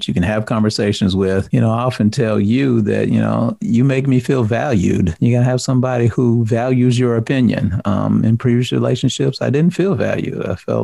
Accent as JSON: {"language": "English", "region": "the South", "country": "United States", "said": "I'm from the South"}